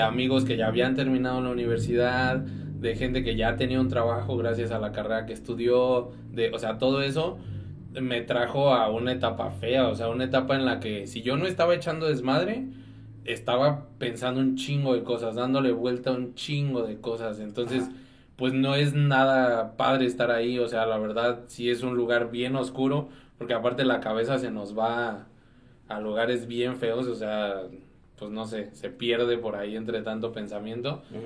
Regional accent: Dolores Hidalgo, Guanajuato, Mexico; soy de Dolores

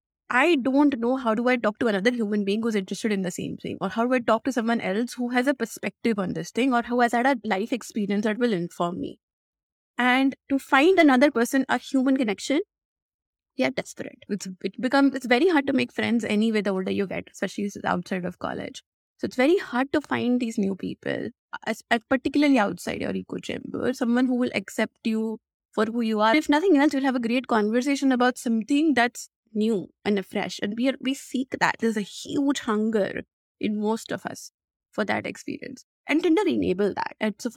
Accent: India; if you think about growing up in India, women get unsolicited attention all the time, online, offline, wherever they are.

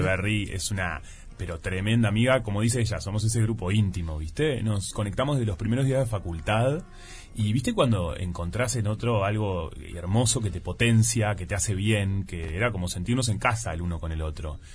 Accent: Salinas, Canelones, Uruguay; also born or lived in Montevideo; yo soy de Salinas, va, soy de Montevideo, pero viví muchos años en Salinas

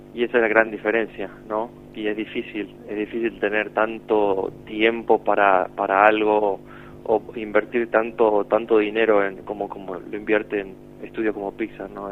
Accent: Argentina; moved away; siendo de Argentina

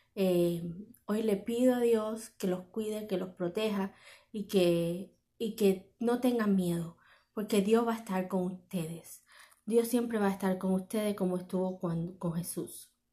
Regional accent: Cuba; now in Miami, United States; mi país

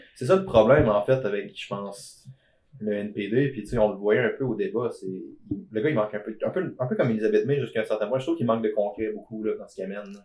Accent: Beauce, Quebec, Canada; je suis Beauceron

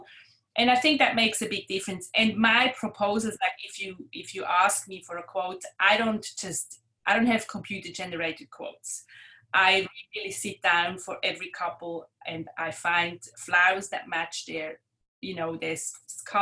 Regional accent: Switzerland; moved away as an adult; now in Clyde North, Australia; I grew up in Switzerland

